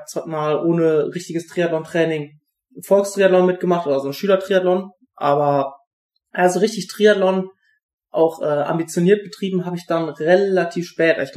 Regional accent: Siegerland, North Rhine-Westphalia, Germany; Also ich bin aufgewachsen im Siegerland, also wirklich unweit von Buschütten auch. Buschütten ist ja ein kleiner Ort in der Nähe von Siegen.

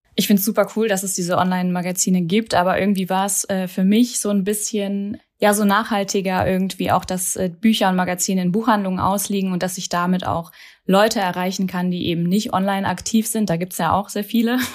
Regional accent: Hesse, Germany; moved away as an adult; now in Berlin, Germany; bin gebürtige Hessin und genau, wohne seit zehn Jahren hier

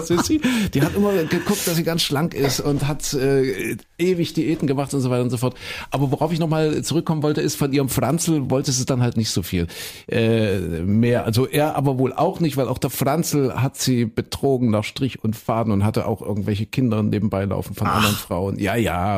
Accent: Saxony-Anhalt, Germany; ich bin ja in Kuhköden in Sachsen-Anhalt groß geworden

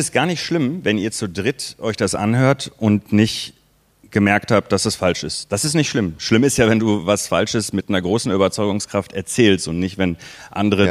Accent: Waltrop, North Rhine-Westphalia, Germany; in den 80er Jahren ähm, bin ich äh, äh, in Waldrop groß geworden

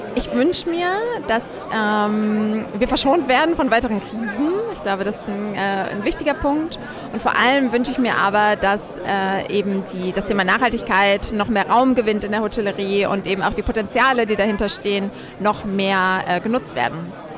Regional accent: Cologne, North Rhine-Westphalia, Germany; ich komme aus Köln

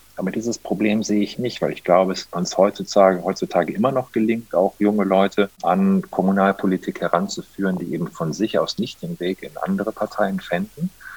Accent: Monheim am Rhein, North Rhine-Westphalia, Germany; also born or lived in Düsseldorf; ich bin tatsächlich hier aufgewachsen in der Stadt, bin hier zur Schule gegangen

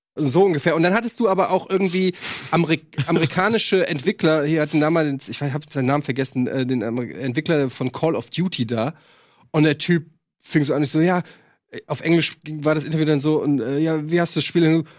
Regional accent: Frankfurt, Hesse, Germany; moved away as an adult; von 20 weg aus Frankfurt, also fast die Hälfte meines Lebens lebe ich gar nicht mehr in, in, in der Stadt, in der ich groß geworden bin.

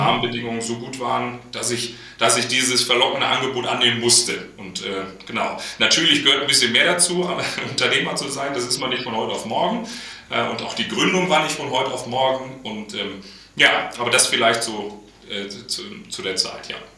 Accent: Münster, North Rhine-Westphalia, Germany; moved away as an adult; also born or lived in Dortmund / Berlin; Ich bin gebürtiger Münsteraner. Ähm, also wirklich in Münster geboren, der einzige bei Kaitos, der aus Münster kommt.

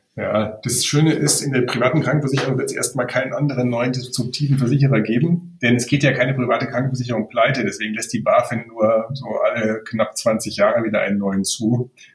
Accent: Germany; als Deutscher

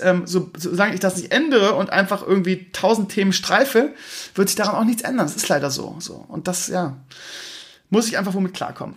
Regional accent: Bremen, Germany; ich komme aus Bremen-Gröpeling

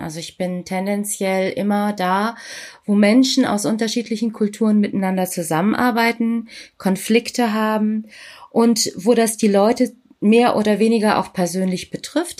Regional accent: Germany; Ich bin hier in Deutschland geboren ja. und bin Tochter indischer Eltern

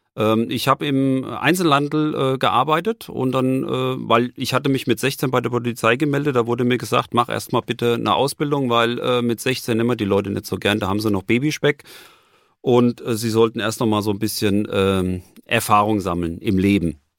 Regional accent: Frankfurt, Hesse, Germany; echter Frankfurter. Ich bin 54 Jahre alt, äh, gebürtiger Frankfurter

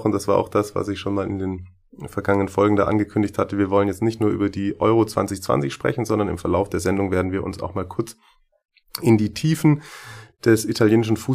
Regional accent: Schwäbisch Hall, Baden-Württemberg, Germany; Ich bin 25 Jahre alt, bin gebürtig aus Schwäbisch Hall

